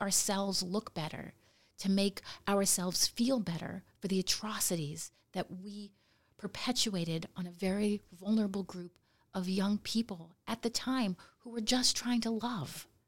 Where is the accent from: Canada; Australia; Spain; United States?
United States; Nome, Alaska; I grew up in Nome